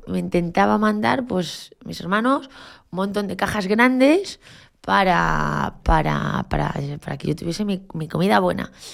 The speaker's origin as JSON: {"language": "Spanish", "region": "Galicia", "country": "Spain", "moved": "yes", "said": "como buena gallega, y yo soy de un pueblo de Galicia"}